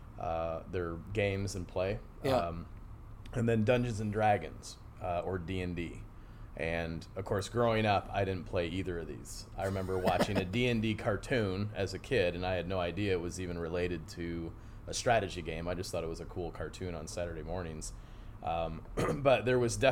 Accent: Cadillac, Michigan, United States; moved away as an adult; also born or lived in Fort Wayne, Indiana; now in Knoxville, United States; I grew up in Cadillac, Michigan

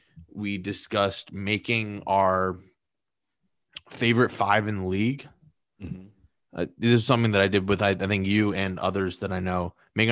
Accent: Northeast, United States; Yeah, we're from the Northeast. That's just how it works.

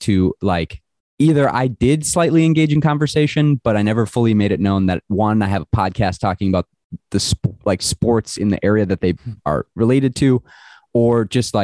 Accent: Minnesota, United States; I am from Minnesota

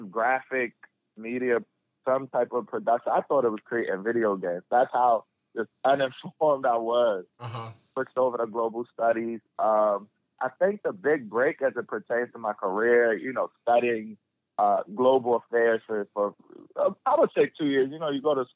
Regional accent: Baltimore, Maryland, United States; I grew up in West Baltimore

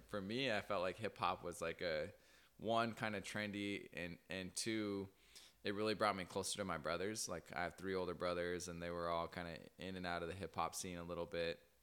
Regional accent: Cortez, Colorado, United States; moved away; also born or lived in Burley; I'm originally from Colorado. Shout out nine seven oh, Cortez

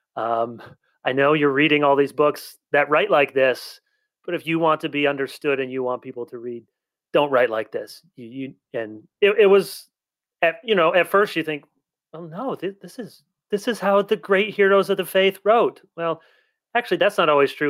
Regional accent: South Holland, Illinois, United States; I was born in South Holland.

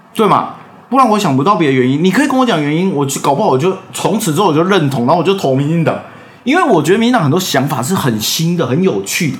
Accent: Taiwan; 我也在台湾出生

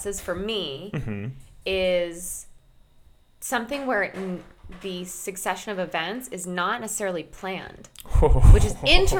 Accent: Connecticut, United States; now in New York, United States; I grew up in Connecticut

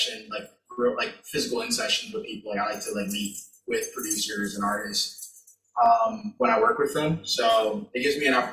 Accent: Florida, United States; moved away as an adult; also born or lived in California; now in Pennsylvania, United States; I'm from Florida. I'm from Florida. Like, I was born in California. I've lived in Florida my entire life

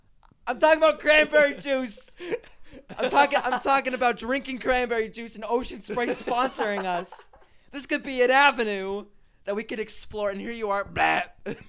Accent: Massachusetts, United States; I'm from Massachusetts.

